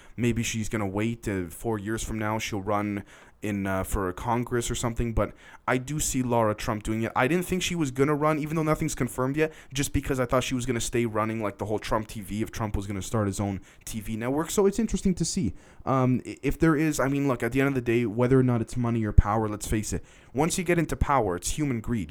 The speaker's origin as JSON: {"language": "English", "country": "Canada", "said": "I'm Canadian technically"}